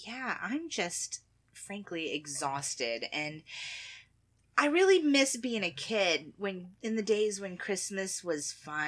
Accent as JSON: {"language": "English", "country": "United States", "said": "being American"}